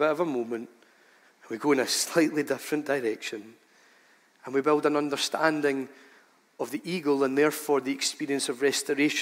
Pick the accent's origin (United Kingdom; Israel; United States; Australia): United Kingdom; we're British people